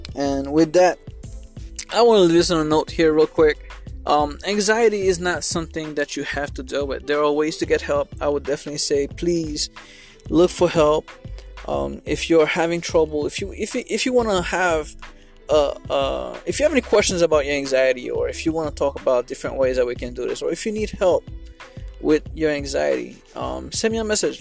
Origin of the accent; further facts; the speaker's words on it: Haiti; growing up in Haiti I was afraid of going to school every morning